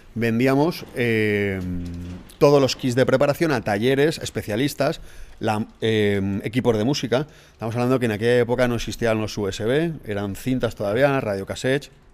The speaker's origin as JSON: {"language": "Spanish", "town": "Alzira", "region": "Valencian Community", "country": "Spain", "said": "Soy de Alcira. A mucha honra."}